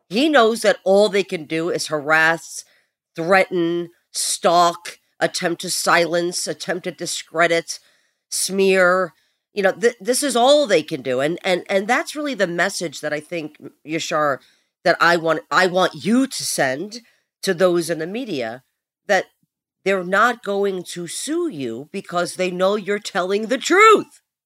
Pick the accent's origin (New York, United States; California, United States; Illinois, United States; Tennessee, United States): New York, United States; New York City; I'm from Brooklyn, so I already have, you know, that uh, built inside of me